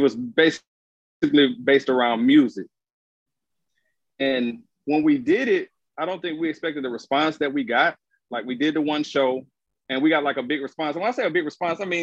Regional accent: Baton Rouge, Louisiana, United States; now in Atlanta, United States; the city I'm from is called Baton Rouge. It's the capital of Louisiana

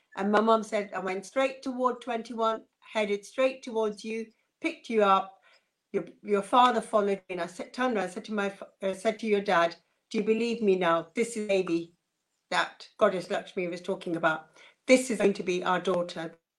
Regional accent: Uganda; born or raised there

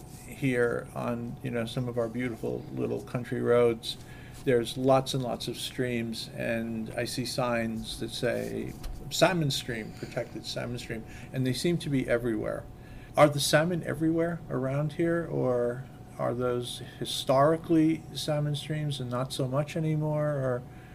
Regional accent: Florida, United States; I came from Florida, lived in Florida for a while, and the woods in Florida are very different than the woods here.

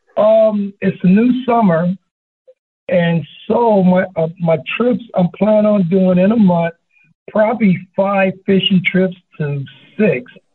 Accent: Los Angeles, California, United States; also born or lived in Chino, California; now in San Bernardino, United States; I'm from California, born in Los Angeles, and moved to Chino, California in the sixth grade, and so now I'm a San Bernardino

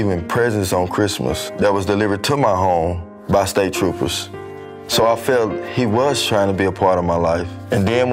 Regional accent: Little Rock, Arkansas, United States; Growing up in Little Rock school district system

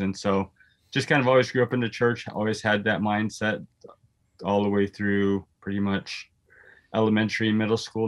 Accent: South Dakota, United States; also born or lived in Houston, Texas; now in Minneapolis, United States; I grew up in South Dakota

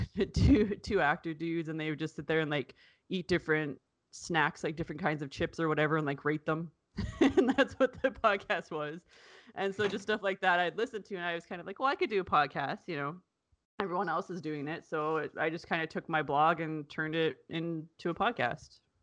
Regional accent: Canada; I'm Canadian

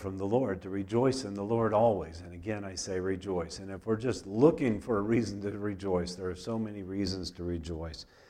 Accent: United States; I grew up in America

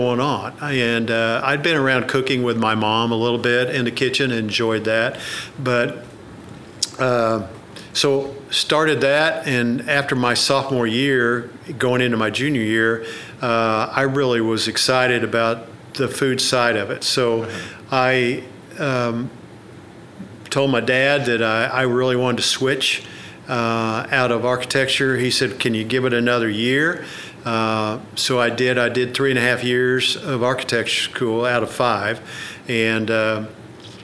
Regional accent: Oklahoma City, Oklahoma, United States; I grew up in Oklahoma City, where I was born

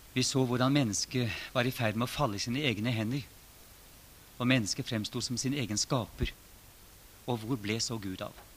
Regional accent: Norway; Det som har skjedd i våre sammenhenger, hjemme i Norge, som er blitt en del av min egen livshistorie

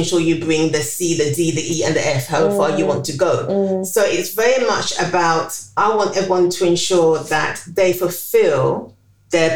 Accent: London, United Kingdom; So I was born in the East End of London, in between Bethnal Green and Whitechapel. So I think, born in East London

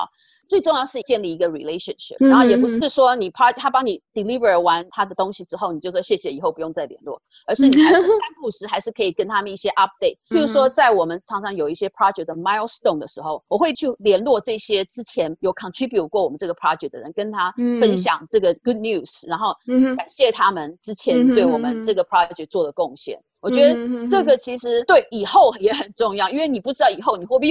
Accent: Taiwan; 可是我们在从小在台湾什么时候完全没有去？所以其实这个东西对我们来讲是一个很大的 challenge。

